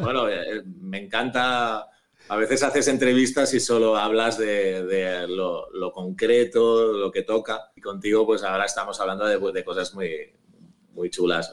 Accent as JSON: {"language": "Spanish", "town": "Barcelona", "region": "Catalonia", "country": "Spain", "lives_now": "La Garriga, Spain", "said": "yo soy de Barcelona, he vivido siempre en Barcelona, menos una época muy breve de mi vida"}